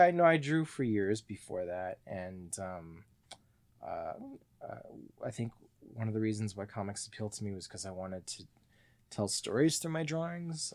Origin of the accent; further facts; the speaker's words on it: Mississauga, Ontario, Canada; also born or lived in Perth, Ontario; moved to Mississauga when I was two